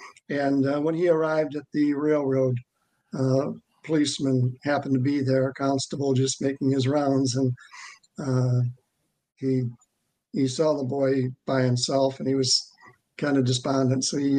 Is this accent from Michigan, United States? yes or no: yes; Worth, Michigan, United States; I'm from Worth, Michigan, which Worth is right up there in the thumb.